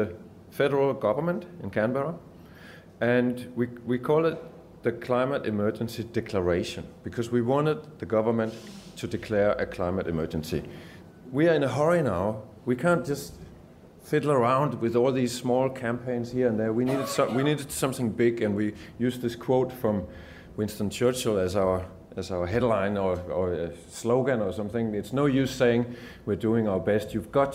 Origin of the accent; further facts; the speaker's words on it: Denmark; moved away as an adult; now in Geelong, Australia; I've just come back from Denmark actually 2 days ago and used to live there most of my life, moved to Geelong 7 years ago.